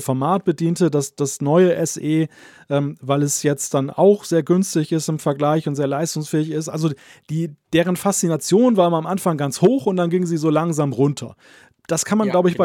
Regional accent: Germany; komme ja nun aus dem Datenschutzland Deutschland.

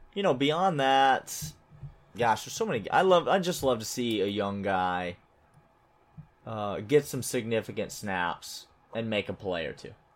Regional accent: Nashville, Tennessee, United States; my hometown, Nashville, Tennessee.

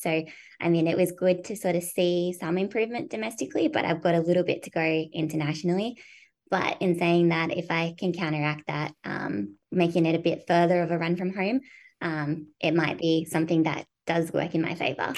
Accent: Australia; moved away as an adult; also born or lived in United States; as an Australian

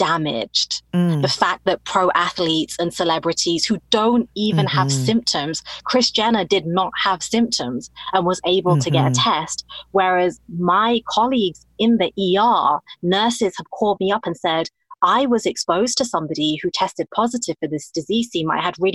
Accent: United Kingdom; now in United States; I'm talking as a Muslim woman of Indian origin, and I'm British, obviously living in the United States

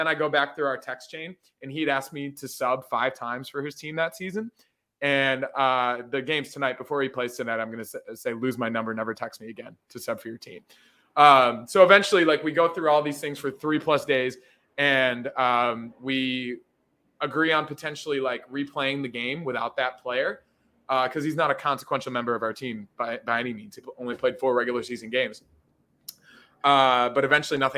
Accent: Buffalo, New York, United States; Born and raised in North Buffalo.

